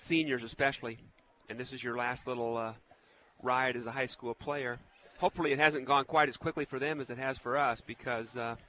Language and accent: English; Marshalltown, Iowa, United States; I grew up in Marshalltown.